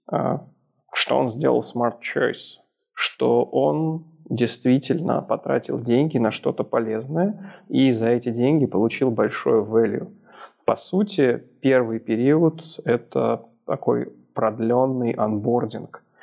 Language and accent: Russian; Minsk, Belarus; Я, как Ярик правильно сказал, из Минска. Но из Минска недавно я переехал из Москвы.